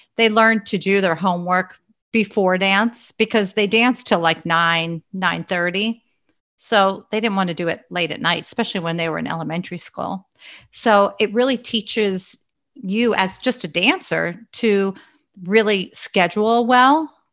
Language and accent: English; Pennsylvania, United States; also born or lived in Long Island, New York; until I was in second grade, and then my dad and mom and our family moved to Pennsylvania